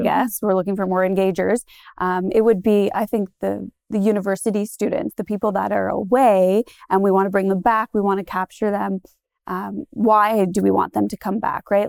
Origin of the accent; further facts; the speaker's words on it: Goderich, Ontario, Canada; I'm from Godrich, uh, born and raised on a pig farm just outside of town.